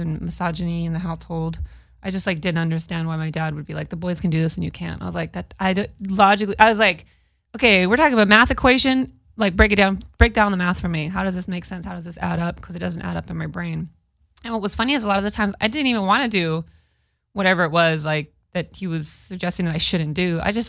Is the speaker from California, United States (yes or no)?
yes; Modesto, California, United States; now in Los Angeles, United States; headlining in my hometown on January 25th. You're from Modesto. I know, yeah. 209 till I die.